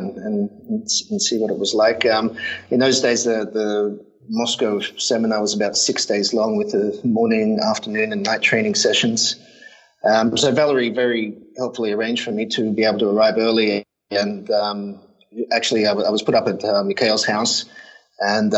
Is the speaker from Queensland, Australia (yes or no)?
yes; Brisbane, Queensland, Australia; moved away as an adult; also born or lived in London; now in Tokyo, Japan; I grew up in Australia. I'm Australian, and Brisbane most of my life. Well, maybe about half of my life.